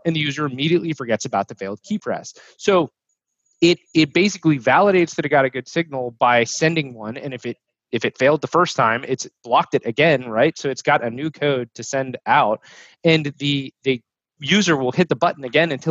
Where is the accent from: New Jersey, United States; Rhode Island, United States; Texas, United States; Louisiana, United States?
Texas, United States; North Texas suburbia, United States; moved away as an adult; also born or lived in Italy; growing up in North Texas suburbia